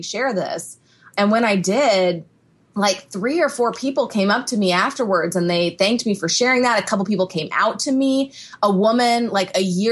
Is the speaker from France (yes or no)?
no; Houston, Texas, United States; I grew up in Texas. I grew up in Houston, so it's not like a small town or anything